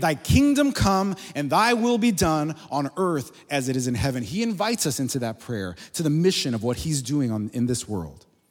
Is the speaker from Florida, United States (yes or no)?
yes; Miami, Florida, United States; moved away as an adult; we're from there originally. I grew up in Miami